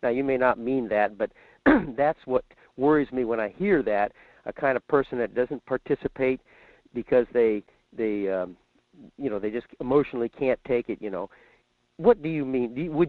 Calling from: Fairbanks, Alaska, United States; in Fairbanks.

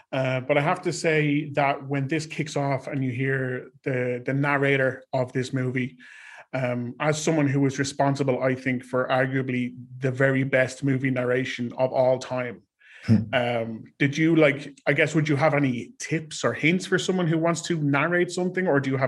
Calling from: Ireland; I am calling from Ireland

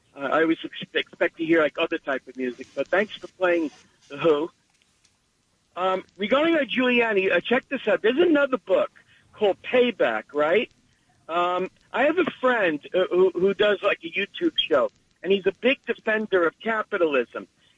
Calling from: Staten Island, New York, United States; from Staten Island.

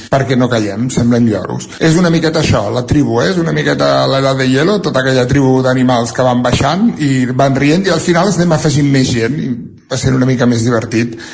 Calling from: Centelles, Catalonia, Spain; de Centelles.

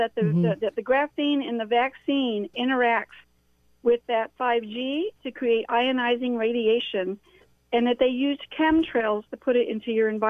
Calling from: California, United States; from California.

